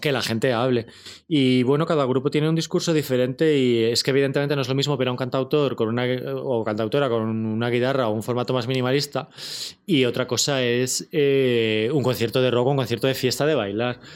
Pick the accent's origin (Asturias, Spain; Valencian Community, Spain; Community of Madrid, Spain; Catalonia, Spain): Community of Madrid, Spain; Torrejón de Ardoz; soy de Torrejón